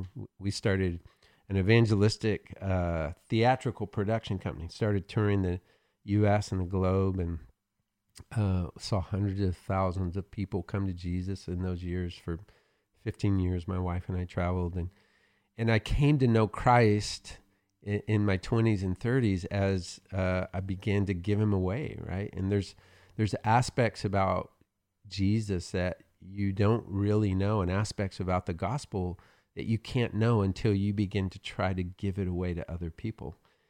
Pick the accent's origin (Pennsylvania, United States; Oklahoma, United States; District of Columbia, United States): Oklahoma, United States; I'm from Oklahoma, so we have those.